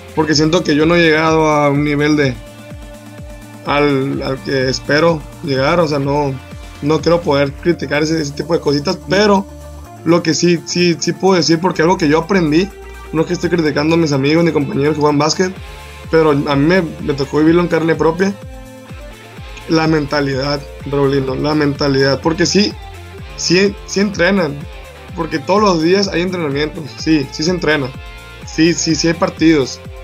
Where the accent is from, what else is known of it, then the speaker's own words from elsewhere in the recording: San José del Cabo, Baja California Sur, Mexico; un morro que soy de San José del Cabo, de aquí